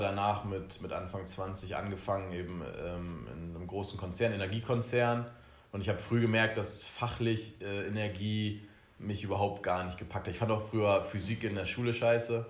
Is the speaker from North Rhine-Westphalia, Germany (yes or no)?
no; Oldenburg, Lower Saxony, Germany; now in Ibiza, Spain; wir kommen ja beide aus Oldenburg